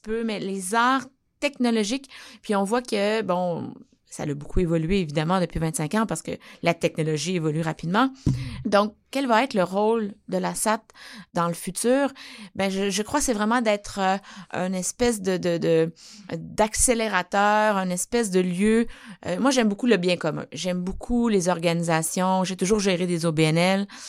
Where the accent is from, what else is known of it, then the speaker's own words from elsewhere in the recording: Abitibi, Quebec, Canada; je viens de l'Abitibi